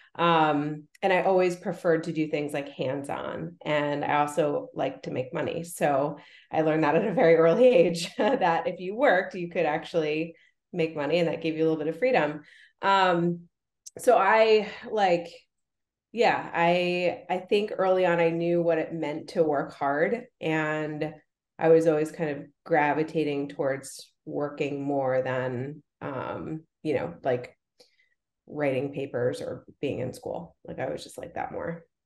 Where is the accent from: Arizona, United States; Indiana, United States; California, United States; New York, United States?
New York, United States; Rye; I grew up in in Rye, New York, which is like super super like wealthy community